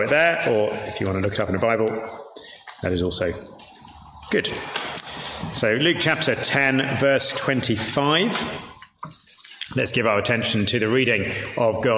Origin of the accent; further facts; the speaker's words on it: York, Yorkshire and the Humber, United Kingdom; I'm from York, much rougher than Leeds